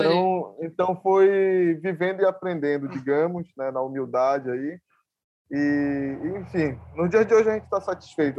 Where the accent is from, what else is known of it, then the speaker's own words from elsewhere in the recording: Ananindeua, Pará, Brazil; sempre estive aqui, nasci aqui, me criei